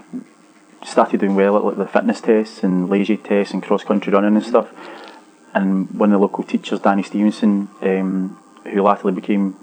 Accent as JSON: {"language": "English", "region": "west of Scotland", "country": "United Kingdom", "tie": "born or raised there", "said": "growing up in Scotland and the west of Scotland"}